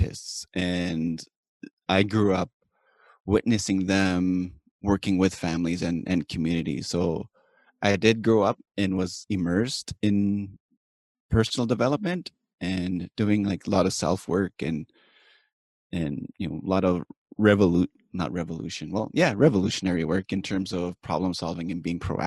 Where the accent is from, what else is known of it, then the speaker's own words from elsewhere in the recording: Cree Nation, Saskatchewan, Canada; I'm from Pamaker Cree Nation, which is in the prairies of Saskatchewan, the prairies of Canada. And I was raised here